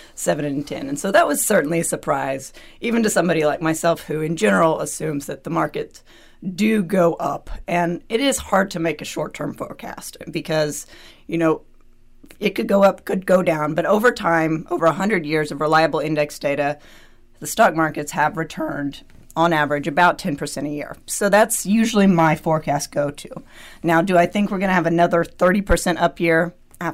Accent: United States; I'm also American

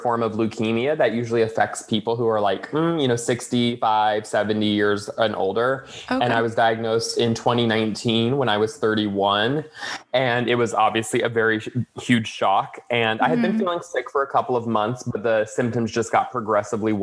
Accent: Florida, United States; moved away as an adult; now in Los Angeles, United States; I grew up in Florida, and eventually I moved to Los Angeles

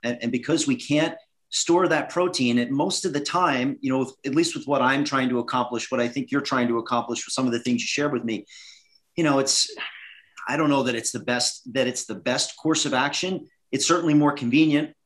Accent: Northeast, United States; So I grew up in the Northeast uh, was an ice hockey player

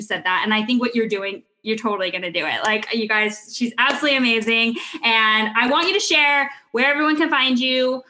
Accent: California, United States; I grew up here in California

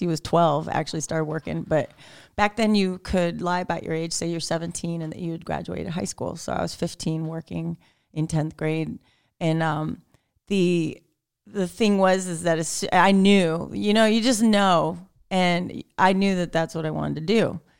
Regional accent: Sarasota, Florida, United States; now in Bowling Green, United States; Sarasota is my hometown. I grew up there. I was born there.

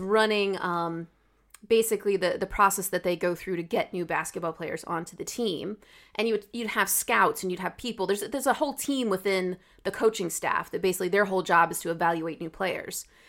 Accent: United States; I speak as an American

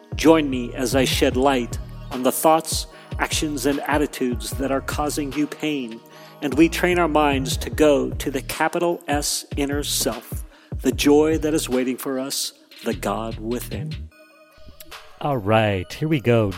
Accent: Jackson, United States; growing up in Jackson and being, uh, into snow sports

